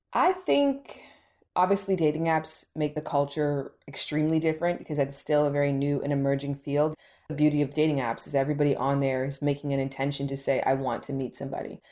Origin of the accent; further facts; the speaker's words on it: Toronto, Ontario, Canada; now in Los Angeles, United States; I'm actually from Toronto, Canada